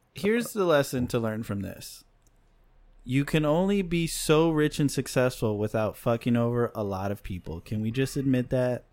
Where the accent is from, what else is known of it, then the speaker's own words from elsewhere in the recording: Chicago, Illinois, United States; I'm from Chicago